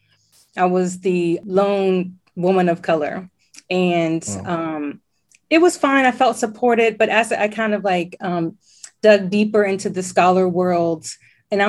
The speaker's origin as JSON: {"language": "English", "town": "Alexandria", "region": "Virginia", "country": "United States", "tie": "born or raised there", "said": "So I was born in Alexandria, Virginia, and I still live in Alexandria, Virginia. So okay. I didn't go too far away."}